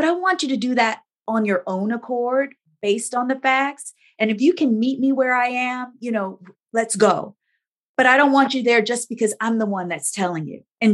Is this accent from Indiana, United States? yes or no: yes; Gary, Indiana, United States; moved away as an adult; also born or lived in Chicago suburbs, Illinois; now in Big Rapids, United States; I was born and raised in Gary, Indiana, but lived in the Chicago suburbs almost my entire career.